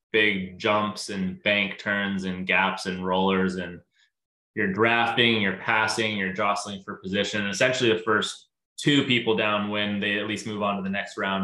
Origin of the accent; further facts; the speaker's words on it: near Kelowna, British Columbia, Canada; now in Seattle area, United States; I grew up in Canada. I grew up in a town near Kelowna, BC, and the ski hill we grew up skiing at was called Big White